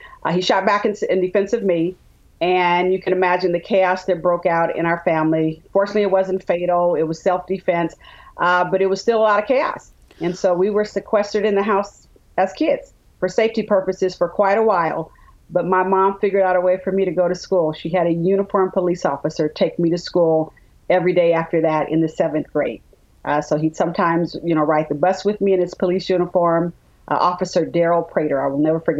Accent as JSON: {"language": "English", "town": "Richmond", "region": "California", "country": "United States", "tie": "born or raised there", "also_born_or_lived": "Birmingham, Alabama", "said": "Richmond, California, the San Francisco Bay Area."}